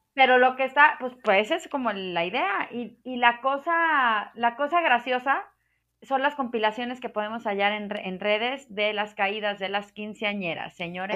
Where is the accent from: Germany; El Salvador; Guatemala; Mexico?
Mexico; ya soy muy mexicano